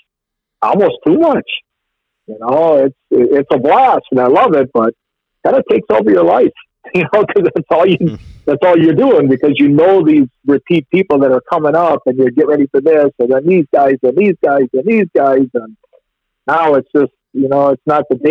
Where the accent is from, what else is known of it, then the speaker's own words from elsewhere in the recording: Pewaukee, Wisconsin, United States; I grew up in Pewaukee Lake. I'm 59 years old. I was lucky enough to live on the lake every summer of my whole life